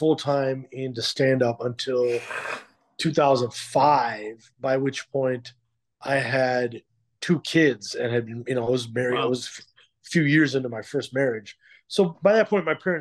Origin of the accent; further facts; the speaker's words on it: Skokie, Illinois, United States; also born or lived in Chicago; I grew up in a suburb of Chicago called Skokie, Illinois